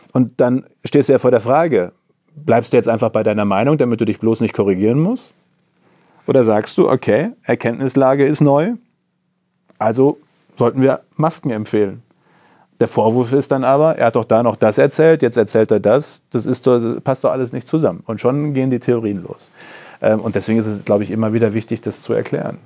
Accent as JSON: {"language": "German", "area": "Coesfeld", "region": "North Rhine-Westphalia", "country": "Germany", "tie": "born or raised there", "said": "In äh, Coesfeld, meine Heimatregion"}